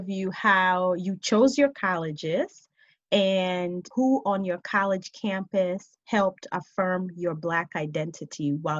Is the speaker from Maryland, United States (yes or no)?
yes; Baltimore, Maryland, United States; I didn't have African friends growing up in Baltimore.